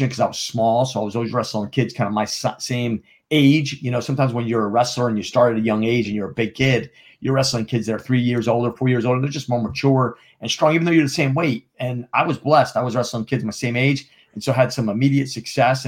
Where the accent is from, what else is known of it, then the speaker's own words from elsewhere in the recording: Jefferson Township, New Jersey, United States; accent: New Jersey drawl; now in Charlotte, United States; I'm from New Jersey. I grew up in Northwestern New Jersey.